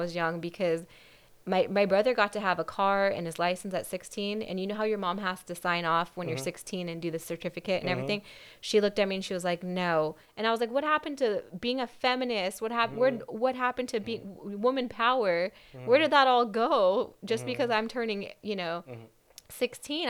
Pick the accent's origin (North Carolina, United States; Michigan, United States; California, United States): California, United States; Whittier; Whittier, my whole life.